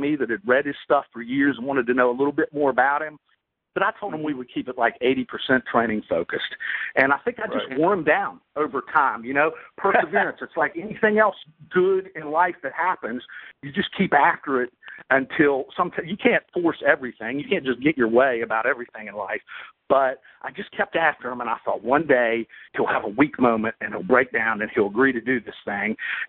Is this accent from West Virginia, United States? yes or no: yes; Bridgeport, West Virginia, United States; I always love talking about my hometown because I still say to this day that probably the 5 or 10 toughest guys I've ever met in my life are from Bridgeport, West Virginia. And that's where I grew up, a little town in north central West Virginia